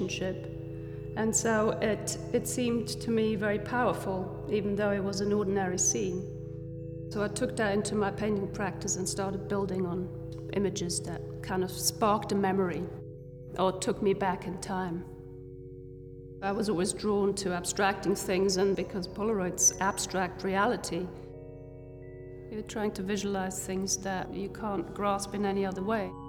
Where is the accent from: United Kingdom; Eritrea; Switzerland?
Switzerland; Growing up in Switzerland, I was born to a family of immigrants. Both my parents came from Hungary in 56.